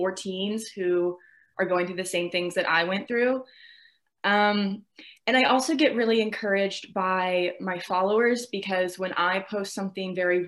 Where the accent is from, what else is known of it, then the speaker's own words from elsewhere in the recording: Virginia, United States; I'm 22. I'm from Virginia